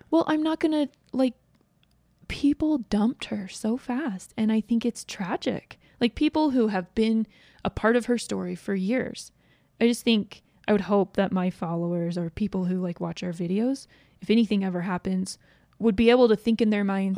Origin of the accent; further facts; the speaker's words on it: East Coast, United States; now in Utah, United States; I grew up on the East Coast